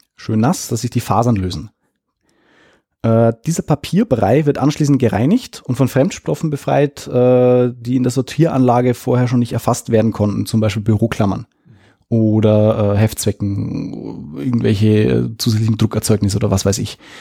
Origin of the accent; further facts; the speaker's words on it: Lower Bavaria, Germany; hier bei uns in Niederbayern